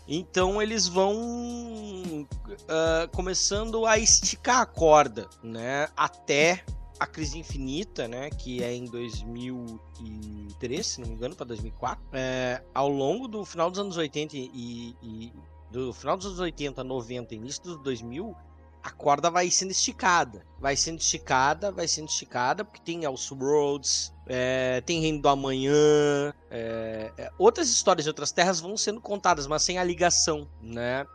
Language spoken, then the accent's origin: Portuguese; Canoas, Rio Grande do Sul, Brazil; nós três aqui somos de Porto Alegre, região metropolitana. Então nós vamos gravar na, na minha cidade, na minha Canoas